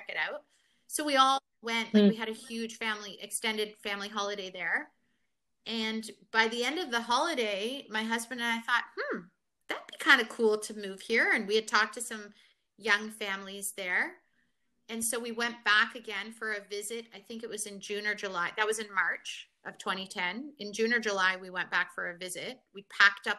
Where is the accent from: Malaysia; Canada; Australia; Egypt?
Canada; also born or lived in Nairobi, Kenya; I came to Canada like so young, and when I was three.